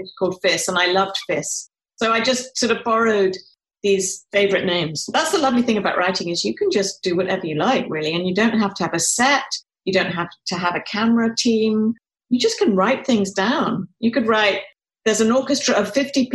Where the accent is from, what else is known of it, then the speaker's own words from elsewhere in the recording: United Kingdom; moved away; I'm British